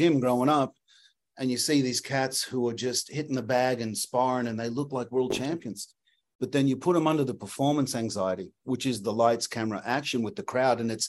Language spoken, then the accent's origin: English; Australia; now in Los Angeles, United States; When I came from Australia, I was just boxing